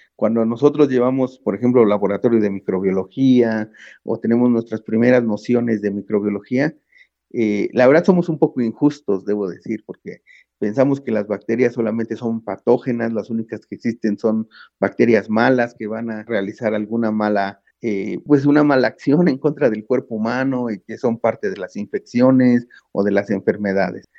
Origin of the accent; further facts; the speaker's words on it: Mexico City, Mexico; also born or lived in London, United Kingdom / Sheffield, United Kingdom; De aquí soy, de Xochimilco, de la Ciudad de México